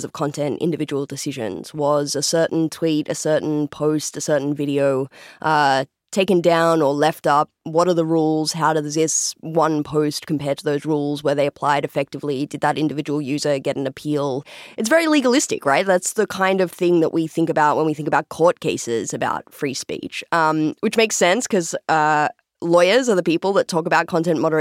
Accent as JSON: {"language": "English", "country": "Australia", "moved": "yes", "said": "I don't sound exactly like you. I'm from Australia."}